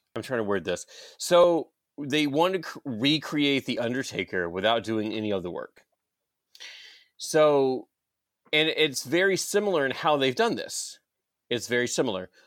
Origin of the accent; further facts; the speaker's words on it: Georgia, United States; I'm from Georgia